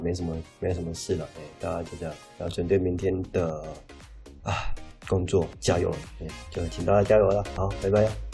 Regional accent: southern Taiwan, Taiwan; now in northern Taiwan; 我本身是南部人

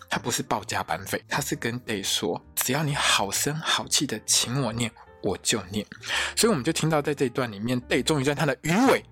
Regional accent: Taiwan; 我们台湾人

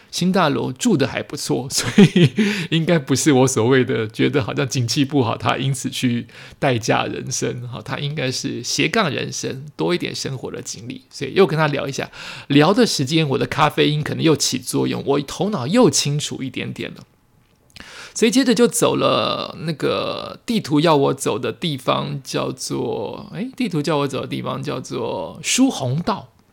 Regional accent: New Taipei, Taiwan; 我身处在新北，我这么接近这些地方，三重、新庄、八里都离我这么接近，其实我都不了解我的家乡

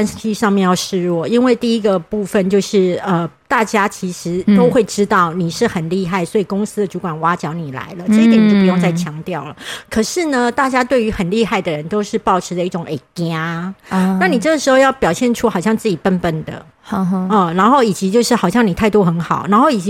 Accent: southern Taiwan, Taiwan; 哦，不好意思，你知道我们南部人就是诚实，

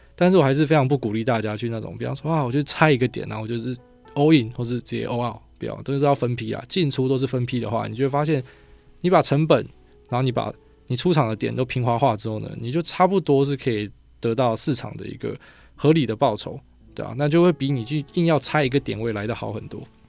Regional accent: Miaoli County, Taiwan; 我苗栗人

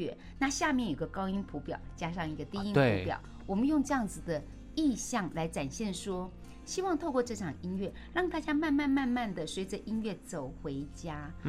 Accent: Keelung, Taiwan; 我从小在基隆长大，

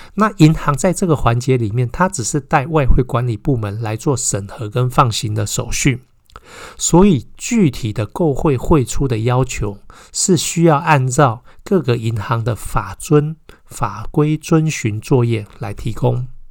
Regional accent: Taiwan; 我们台湾人

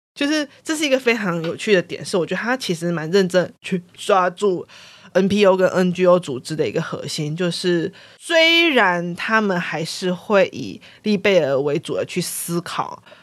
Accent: Taiwan; 作为台湾人玩那个剧情会很有感触

